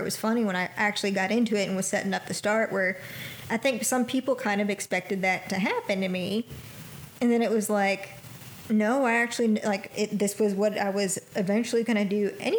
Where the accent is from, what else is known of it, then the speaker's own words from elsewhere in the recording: Panama City, Florida, United States; moved away as an adult; now in Dothan, United States; we're both from Panama City. And, I mean, I worked in a cupcake place there.